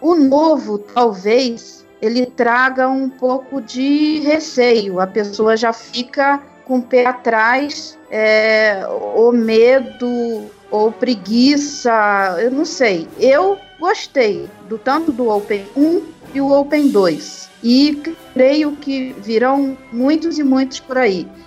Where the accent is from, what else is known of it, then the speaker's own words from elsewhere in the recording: Barra do Piraí, Rio de Janeiro, Brazil; lá na minha cidade, em Barra do Piraí